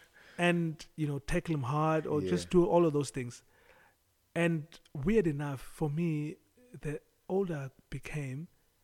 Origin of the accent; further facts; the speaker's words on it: Mthatha, Eastern Cape, South Africa; moved away; also born or lived in East London; growing up in Mthatha and East London